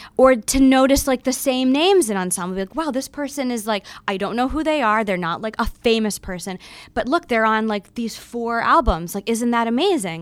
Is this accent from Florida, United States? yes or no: yes; Florida, United States; growing up in Florida